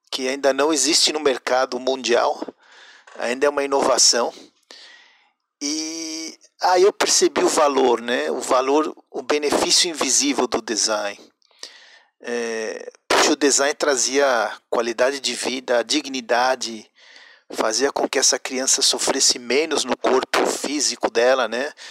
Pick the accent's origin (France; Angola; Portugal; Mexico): Mexico; now in Brazil; eu sou é, mexicano brasileiro. É, estudei design de produto na Guamas Capotzalco, no México, o que aqui chamam de desenho industrial.